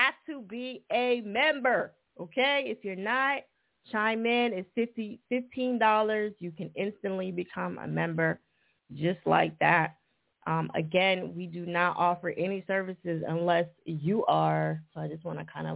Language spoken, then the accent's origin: English; New Jersey, United States; accent: Jersey; my Jersey accent